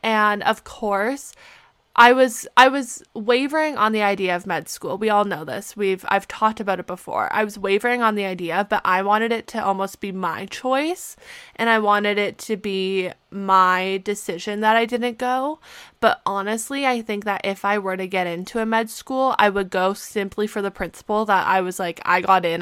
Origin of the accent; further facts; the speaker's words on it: Canada; moved away as an adult; also born or lived in Pittsburgh; being a Canadian student